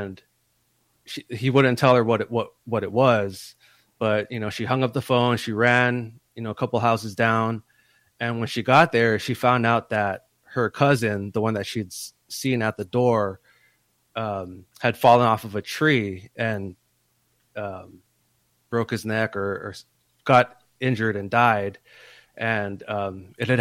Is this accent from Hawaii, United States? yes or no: yes; Hawaii, United States; moved away as an adult; growing up in Hawaii